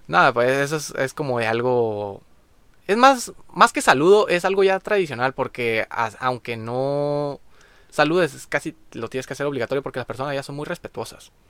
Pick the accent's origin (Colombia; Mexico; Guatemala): Mexico; Maneadero, Baja California; nosotros como mexicanos